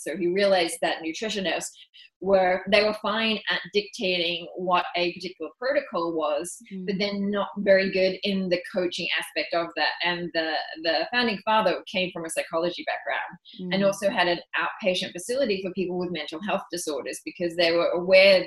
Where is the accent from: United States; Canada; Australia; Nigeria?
Australia; moved away as an adult; also born or lived in London; I'm also Australian, and we feel like we have this rite of passage that we're supposed to travel the world